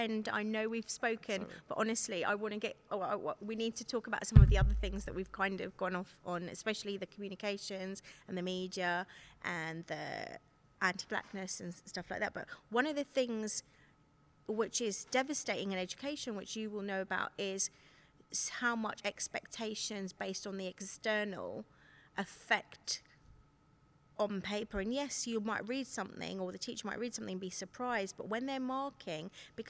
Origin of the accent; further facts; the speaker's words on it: United Kingdom; Yeah, but you're not English, are you? Or, well, I'm British, okay.